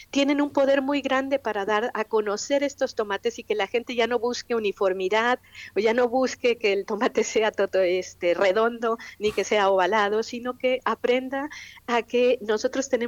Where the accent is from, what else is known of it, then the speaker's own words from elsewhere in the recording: Mexico; moved away as an adult; yo como investigador mexicano, soy mexicana, pero eh, vivo he vivido mucho tiempo en el extranjero, me sorprendió, ¿no? Me sorprendió llegar a México después de 20 años